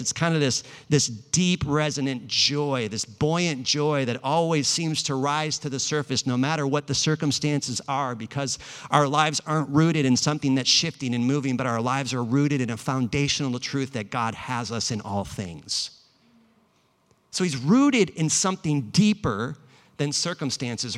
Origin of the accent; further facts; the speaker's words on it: Los Angeles, California, United States; also born or lived in Bay Area; I'm actually from Los Angeles